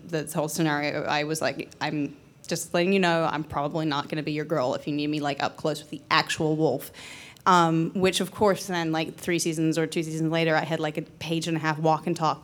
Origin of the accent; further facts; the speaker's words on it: New Zealand; now in United States; I grew up in New Zealand